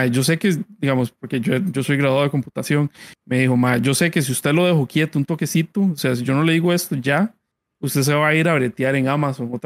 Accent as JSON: {"language": "Spanish", "country": "Costa Rica", "said": "Bueno, Sun Entertainment somos unos desarrolladores costarricenses de juegos."}